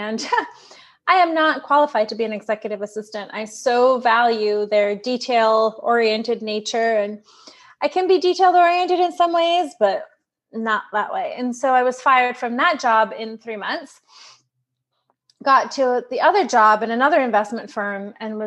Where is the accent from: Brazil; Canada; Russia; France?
Brazil; also born or lived in New York; now in San Diego, United States; I'm from Brazil